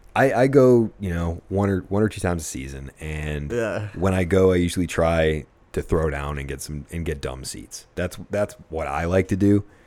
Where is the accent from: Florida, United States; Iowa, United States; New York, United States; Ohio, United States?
New York, United States; Buffalo; now in Arizona, United States; I did. New York, so I was rooting for the Sabres. Yeah, I don't know. Since I've lived in Arizona, though, I do root for, you know, Arizona teams.